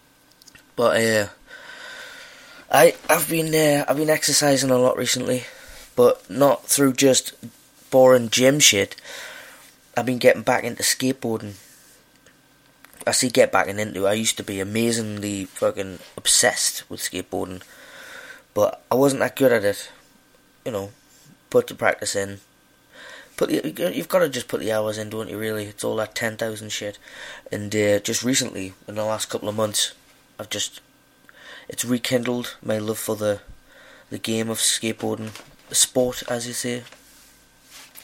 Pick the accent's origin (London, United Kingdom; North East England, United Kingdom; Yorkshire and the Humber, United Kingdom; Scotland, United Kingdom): North East England, United Kingdom; Newcastle upon Tyne; now in Glasgow, United Kingdom; I'm from Newcastle, but I live in Glasgow.